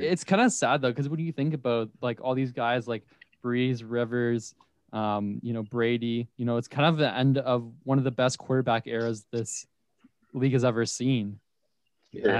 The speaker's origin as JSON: {"language": "English", "region": "Ontario", "country": "Canada", "said": "we're from Ontario"}